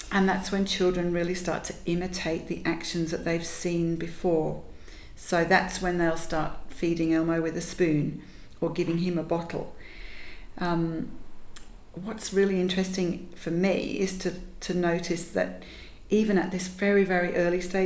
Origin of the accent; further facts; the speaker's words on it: Yorkshire and the Humber, United Kingdom; Growing up in Yorkshire, where there really wasn't much else